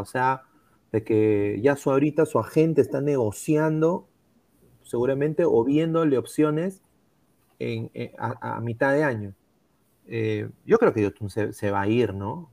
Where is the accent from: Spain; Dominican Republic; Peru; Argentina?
Peru